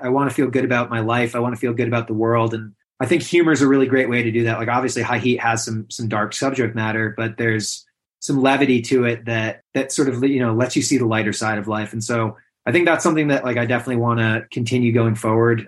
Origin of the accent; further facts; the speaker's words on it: Western New York, United States; also born or lived in Adirondacks, United States; now in Catskills, United States; I grew up in Western New York, but my parents were children's camp directors, so I really spent a lot of my time in the Adirondacks